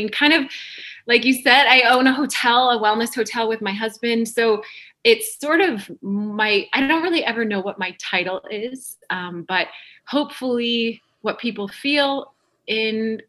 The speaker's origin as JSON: {"language": "English", "region": "North Dakota", "country": "United States", "moved": "as an adult", "lives_now": "Los Angeles, United States", "said": "I am from North Dakota."}